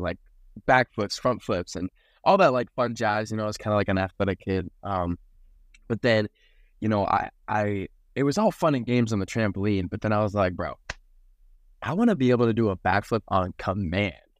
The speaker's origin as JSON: {"language": "English", "region": "South Florida", "country": "United States", "tie": "born or raised there", "said": "born and raised in South Florida"}